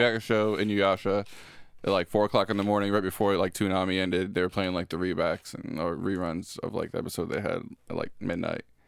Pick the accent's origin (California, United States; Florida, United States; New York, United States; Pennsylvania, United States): Florida, United States; I'm from Florida